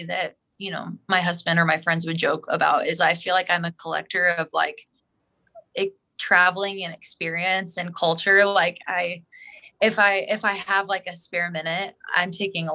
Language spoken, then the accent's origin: English; Springfield, Missouri, United States; growing up in Springfield